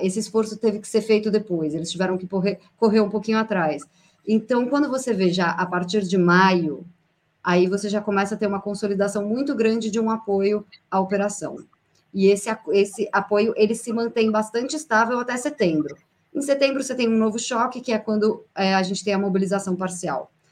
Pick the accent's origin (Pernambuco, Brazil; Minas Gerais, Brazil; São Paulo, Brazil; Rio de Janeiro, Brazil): São Paulo, Brazil; moved away as an adult; now in Moscow, Russia; de São Paulo, uma cidade bastante caótica, mas é brincadeira, eu tenho saudades do, da, da minha cidade natal